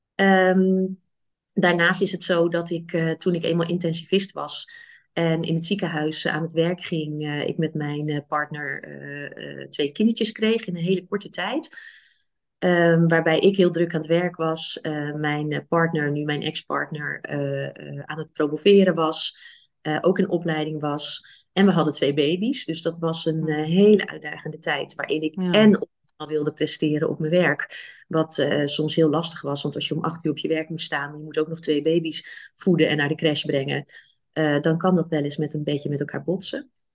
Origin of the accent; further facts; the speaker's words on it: Rotterdam, South Holland, Netherlands; moved away as an adult; now in Nijmegen, Netherlands; Ik kom uit Rotterdam oorspronkelijk